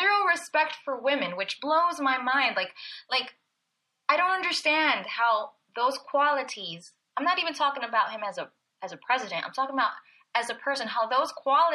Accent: Belleville, New Jersey, United States; I was born in Belleville, New Jersey

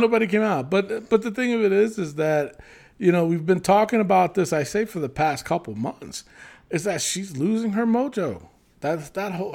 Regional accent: New York City, New York, United States; I'm from the Bronx

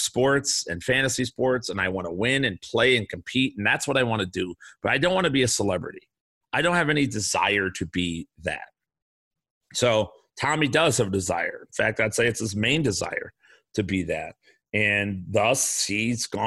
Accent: Chicago, Illinois, United States; I grew up in the South Side of Chicago

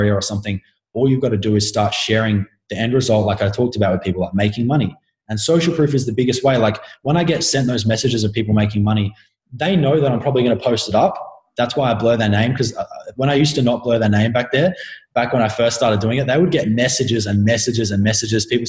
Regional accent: Adelaide, South Australia, Australia; I'm an Australian. I'm from Adelaide

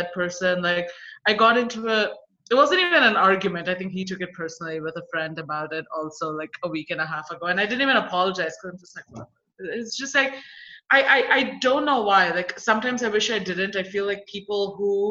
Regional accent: India; now in United States; as an Indian woman who's in the US right now

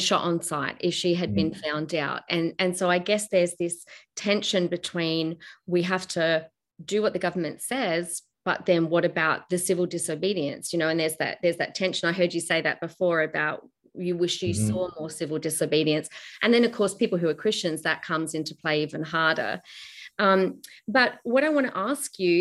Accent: Australia; as an Australian

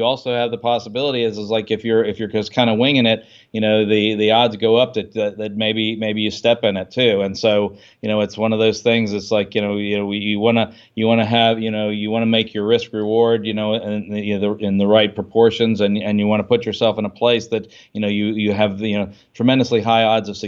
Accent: Washington, D.C. area, United States; I grew up in the Washington D.C. suburbs, right?

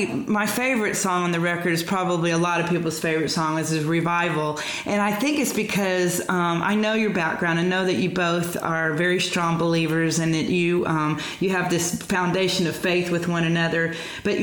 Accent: the South, United States; I grew up in the South, so I'm very much a part of that whole vibe.

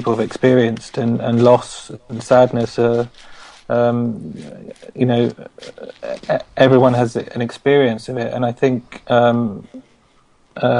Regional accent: London, United Kingdom; moved away; I'm from East London. I grew up in Walthamstow, and I spent 30 years of my life there

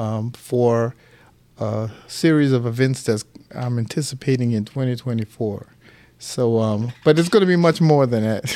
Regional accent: St. Petersburg, Florida, United States; born in July nineteen sixty-eight, right here in Saint Petersburg at, um, the hospital downtown known today as Bayfront

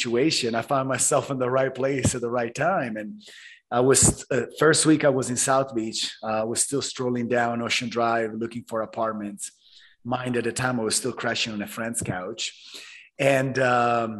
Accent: Italy; moved away as an adult; now in Miami, United States; I was born and raised in Italy.

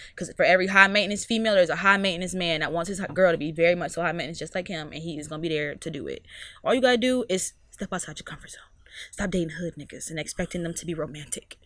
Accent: Mississippi, United States; also born or lived in Miami; now in Virginia, United States; I'm from Mississippi.

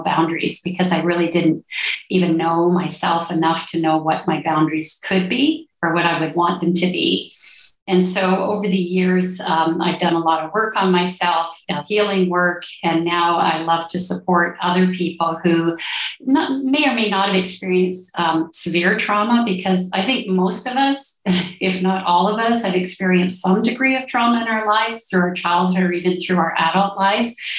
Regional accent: Ontario, Canada; now in Colombia; I'm originally from Ontario, Canada, and now I live in Colombia, South America

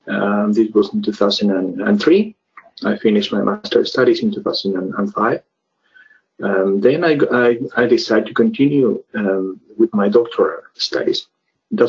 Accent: Peru; moved away as an adult; now in Finland; I'm from Peru.

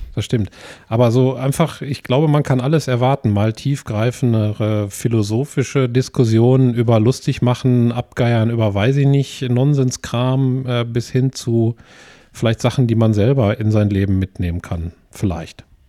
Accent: Essen, North Rhine-Westphalia, Germany; ich bin in, in Essen geboren und lebe ja schon immer hier.

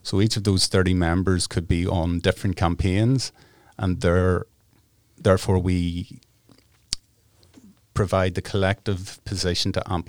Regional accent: Ireland; I guess growing up in Ireland, we have a political consciousness, particularly in the north.

